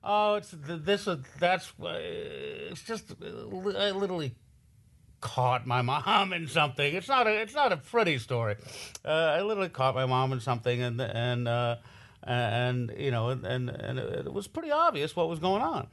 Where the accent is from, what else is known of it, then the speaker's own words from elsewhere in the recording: Los Angeles, California, United States; growing up in Hollywood